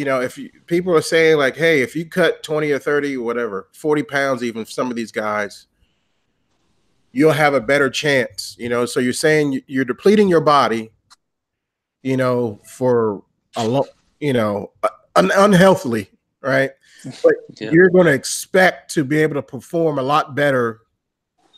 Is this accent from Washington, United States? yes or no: no; Washington, District of Columbia, United States; my hometown, you know, D.C.